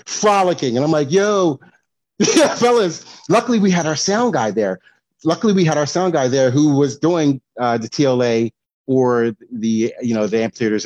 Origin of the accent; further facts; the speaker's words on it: East Coast, United States; moved away as an adult; also born or lived in Charlotte, North Carolina; I'm from the East Coast, but went to school down south